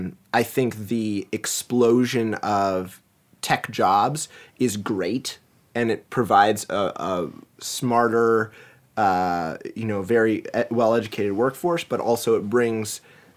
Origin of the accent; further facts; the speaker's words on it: East Coast, United States; born there; Can you tell I was born on the East Coast?